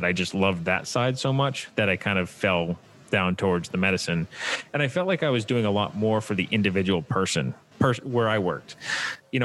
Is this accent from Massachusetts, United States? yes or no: yes; just outside of Boston, Massachusetts, United States; I'm originally from Massachusetts, just outside of Boston